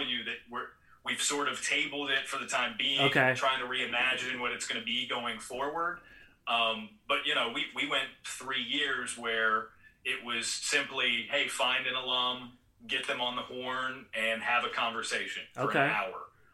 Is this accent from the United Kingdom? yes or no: no; southwestern Virginia, United States; I'm 32, grew up in southwestern Virginia